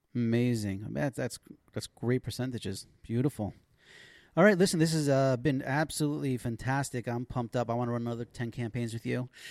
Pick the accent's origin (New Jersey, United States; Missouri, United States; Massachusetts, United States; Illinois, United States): New Jersey, United States; Passaic; now in Israel; I remember growing up. We used to have this uh, Super Sunday at the local Y. I'm from Passaic